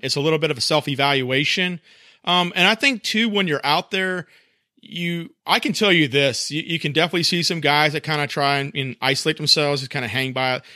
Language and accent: English; South Carolina, United States; now in North Carolina, United States; when I was growing up in South Carolina